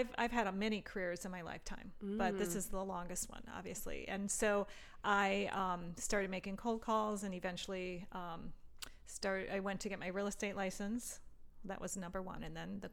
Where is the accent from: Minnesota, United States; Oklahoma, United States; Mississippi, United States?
Minnesota, United States; Minneapolis